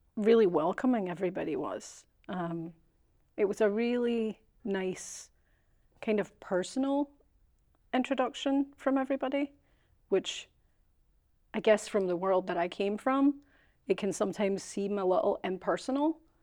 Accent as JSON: {"language": "English", "region": "Scotland", "country": "United Kingdom", "moved": "yes", "said": "Being Scottish"}